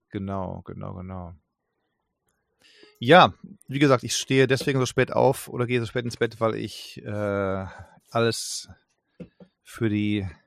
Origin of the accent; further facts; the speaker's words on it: England, United Kingdom; German is a second language; merke, du musst als Engländer, wenn du Deutsch äh, sprechen willst, immer Ja, Ja, Ja sagen.